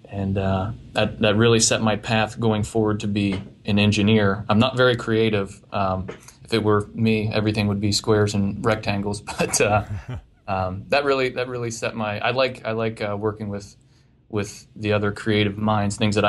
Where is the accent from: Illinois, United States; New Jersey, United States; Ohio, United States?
Ohio, United States; Marietta; also born or lived in Westlake, Ohio; I grew up in Southeast Ohio in a little town called Marietta